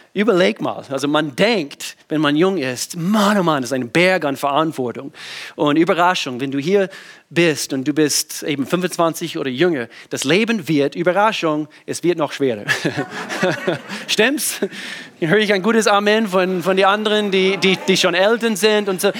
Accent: the Southern States, United States; German is a second language; moved away as an adult; now in Germany; ich bin in den Südstaaten groß geworden

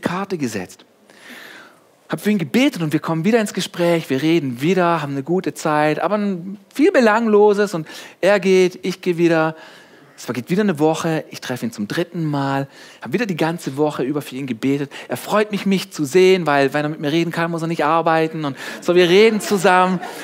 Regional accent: Germany; ich bin hier aufgewachsen, ich bin Deutscher, einfach nur ein Deutscher

